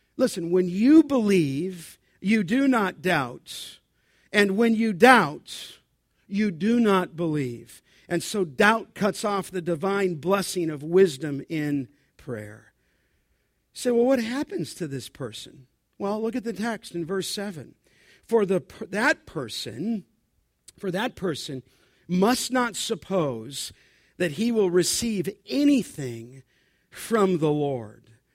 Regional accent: Southern California, United States; growing up in Southern California

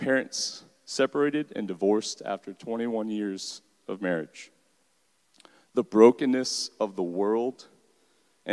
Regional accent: Deltona, Florida, United States; I'm a product of Volusia County Schools. I grew up in Deltona

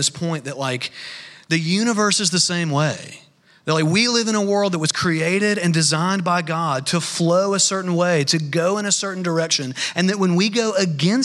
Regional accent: North Alabama, United States; I grew up in North Alabama

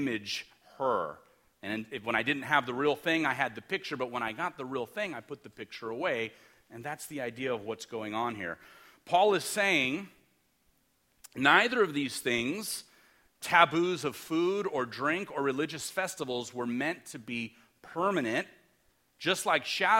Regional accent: Los Angeles, California, United States; I'm from Los Angeles. We grew up in the city.

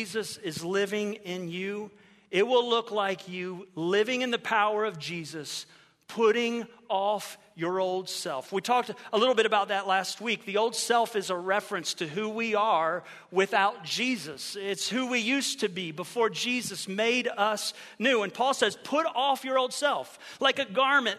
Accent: Ohio, United States; moved away as an adult; now in Florida, United States; I grew up in Ohio

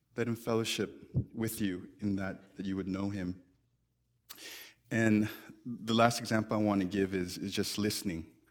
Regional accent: United States; we're more American than we are Christian

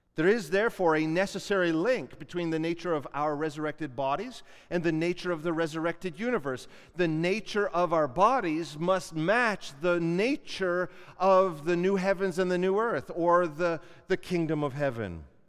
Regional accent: Canada; as Canadian Christians

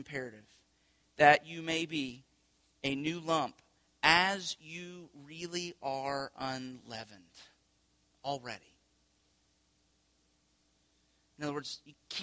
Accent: United States; the way that we live our lives as American people

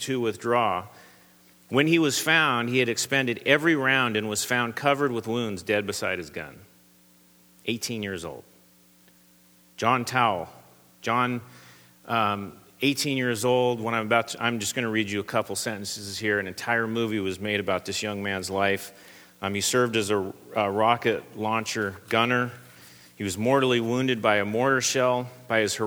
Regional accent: Southern California, United States; I come from Southern California

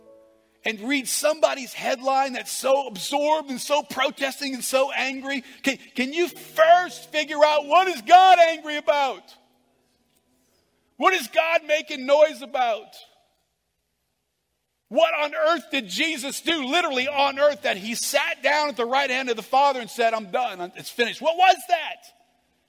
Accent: United States; Being an American

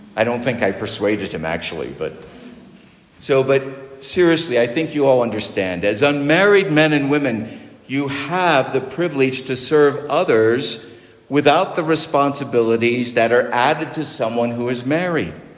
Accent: United States; I'm a Christian who is an American

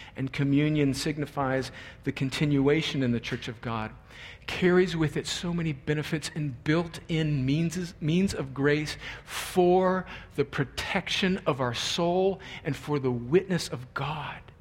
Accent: United States; as American Christians

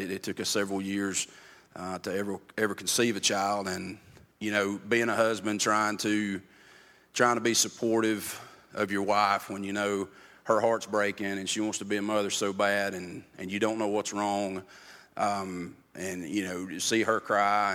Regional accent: Andrews, North Carolina, United States; now in Bryson City, United States; I'm originally from Andrews, which is just past the gorge

